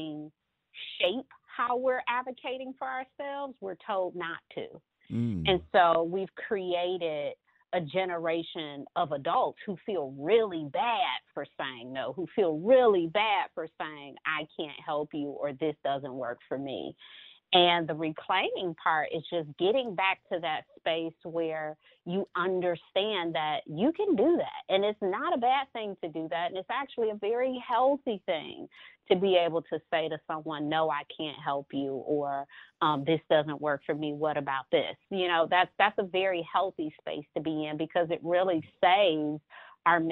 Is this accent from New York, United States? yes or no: no; Detroit, Michigan, United States; moved away as an adult; now in Charlotte, United States; I am originally from Detroit, born and raised